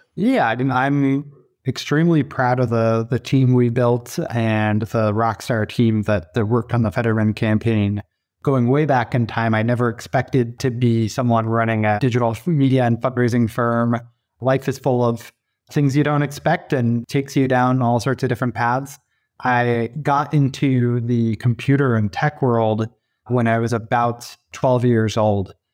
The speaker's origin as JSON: {"language": "English", "area": "east of Sacramento", "region": "California", "country": "United States", "tie": "born or raised there", "moved": "yes", "said": "I grew up about as far away as you could be other than maybe Alaska and Sacramento, California, uh, on the other side of the country in a small suburban community, east of Sacramento"}